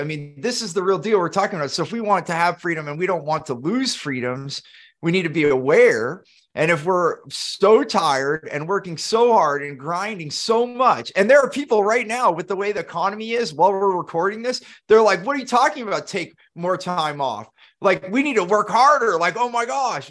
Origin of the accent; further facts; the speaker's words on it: Silicon Valley, California, United States; growing up in Silicon Valley, California